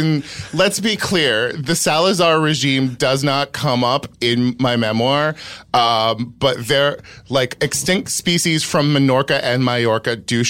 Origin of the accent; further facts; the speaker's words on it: Sacramento Valley, California, United States; I grew up in the Sacramento Valley.